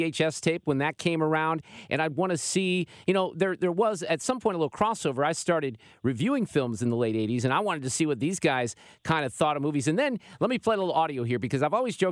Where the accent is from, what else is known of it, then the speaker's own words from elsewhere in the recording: Chicago, Illinois, United States; now in St. Louis, United States; I grew up in Chicago.